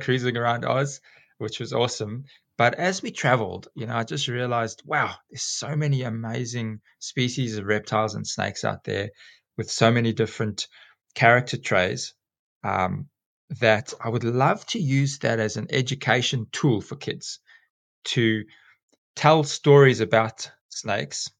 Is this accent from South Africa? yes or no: yes; South Africa; accent: South African; moved away as an adult; also born or lived in England / South Korea; now in Alstonville, Australia; you can hear from my accent that I'm South African originally